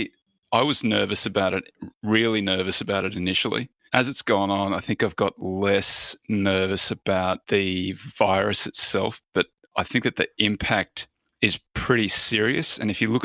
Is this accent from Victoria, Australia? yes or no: no; Roma, Queensland, Australia; moved away as an adult; now in Southern California, United States; I grew up in Roma in Queensland